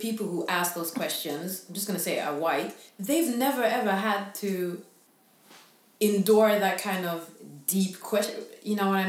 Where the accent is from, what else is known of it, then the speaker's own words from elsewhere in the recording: Stockholm, Stockholm County, Sweden; where are you from? And I say, I'm from here. I'm Swedish, but I'm born in Stockholm.